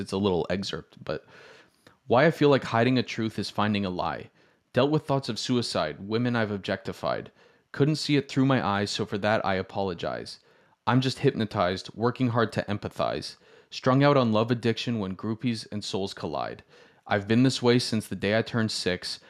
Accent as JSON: {"language": "English", "town": "Toronto", "region": "Ontario", "country": "Canada", "said": "I, I'm from Toronto"}